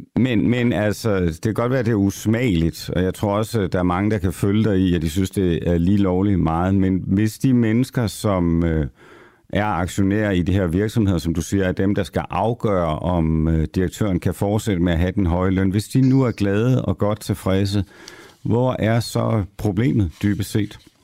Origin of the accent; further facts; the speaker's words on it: Copenhagen, Capital Region of Denmark, Denmark; som københavner